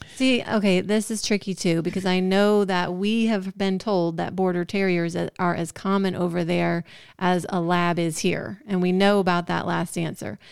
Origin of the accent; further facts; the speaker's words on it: Georgia, United States; I'm from Georgia